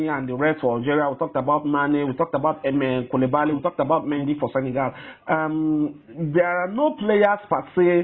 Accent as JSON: {"language": "English", "country": "Nigeria", "said": "as a Nigerian"}